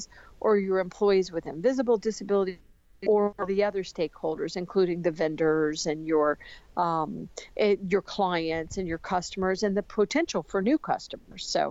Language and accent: English; United States; I love being an American in the United States. I love living in the United States